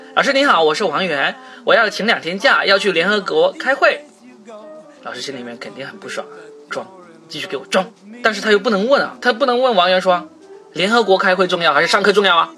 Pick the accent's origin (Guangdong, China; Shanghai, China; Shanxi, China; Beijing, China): Guangdong, China; 我们广东人啊，吃东西是不需要找任何理由的